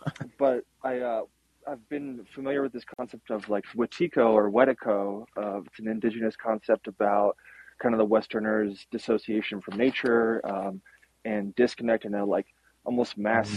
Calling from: north of Boulder, Colorado, United States; calling here from the farm north of Boulder

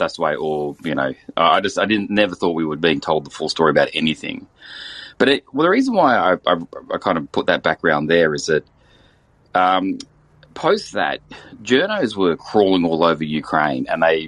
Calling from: Australia; I'm actually calling from Australia.

